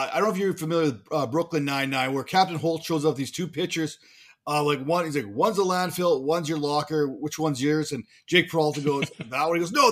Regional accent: Canada; I'm Canadian

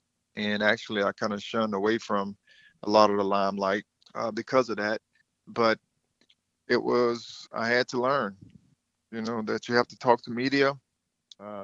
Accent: Thomasville, Georgia, United States; born or raised there

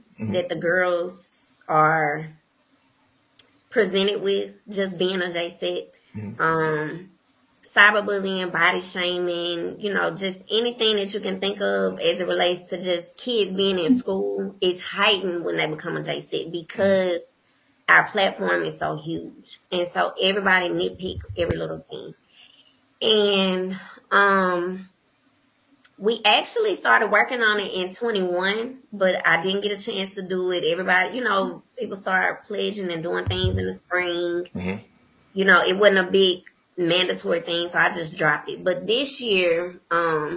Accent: Jackson, Mississippi, United States; also born or lived in New York; growing up in Jackson, Mississippi

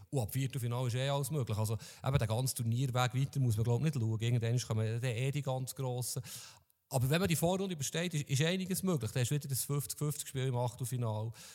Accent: Switzerland; wir Schweizer Fußballfans oder Journalisten

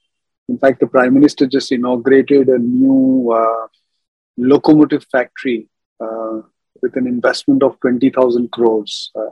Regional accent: Mumbai, Maharashtra, India; also born or lived in Dahod, Gujarat; I grew up in Mumbai, actually, in good old Bandra

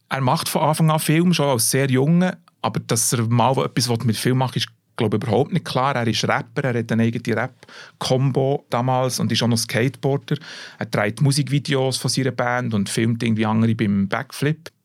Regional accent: Bern, Switzerland; als Berner

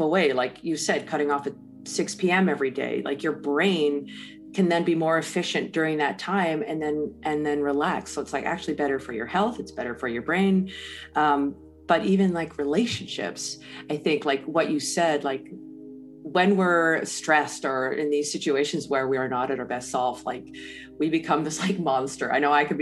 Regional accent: Canada; I'm Canadian

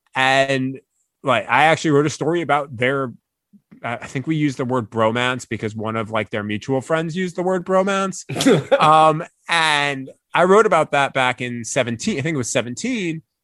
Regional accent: East Meadow, New York, United States; also born or lived in Atlanta; now in Michigan, United States; I grew up in East Meadow, New York

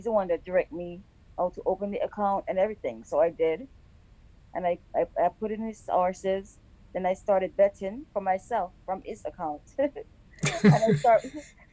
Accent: Clarendon, Jamaica; moved away as an adult; also born or lived in Louisiana; now in Derby, Connecticut, United States; From Jamaica. I'm from Clarendon, Jamaica.

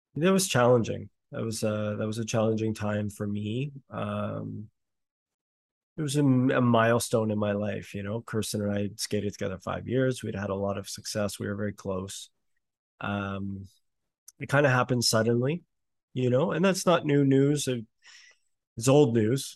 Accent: Canada; it's Canada

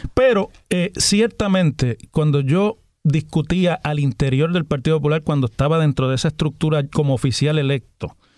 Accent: Puerto Rico; Somos puertorriqueños

